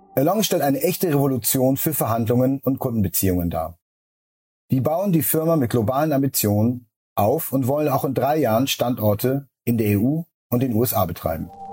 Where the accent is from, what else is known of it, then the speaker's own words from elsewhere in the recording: Kiel, Schleswig-Holstein, Germany; moved away as an adult; also born or lived in San Francisco / New York; now in Berlin, Germany; Wir kommen beide aus Kiel und haben den Großteil unserer 20er in San Francisco und New York gelebt, bevor wir uns in Berlin für unsere Firmengründung zusammengetan haben.